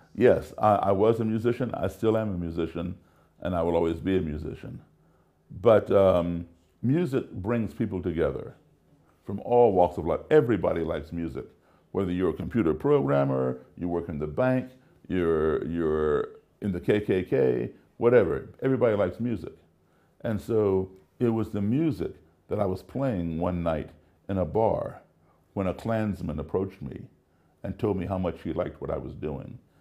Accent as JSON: {"language": "English", "country": "United States", "tie": "born or raised there", "also_born_or_lived": "Africa", "said": "where I grew up is the United States. That's my country"}